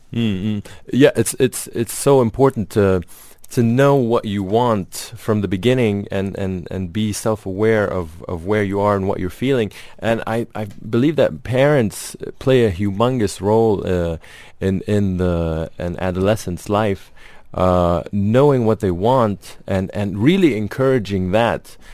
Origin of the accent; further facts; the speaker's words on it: Lebanon; moved away; Yeah, I grew up in Lebanon